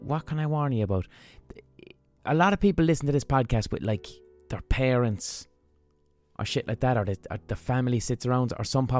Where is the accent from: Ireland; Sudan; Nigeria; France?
Ireland; Limerick, Munster; When I grew up in Limerick